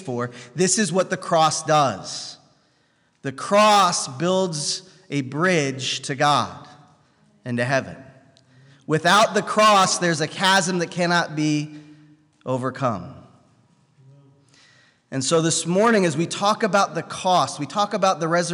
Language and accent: English; United States; I was born in the United States